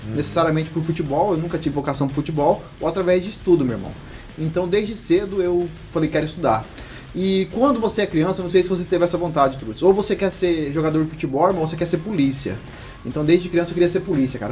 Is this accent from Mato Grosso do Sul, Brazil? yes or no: yes; Los Angeles neighbourhood, Vila Carlota, Mato Grosso do Sul, Brazil; a realidade da onde eu nasci e moro até hoje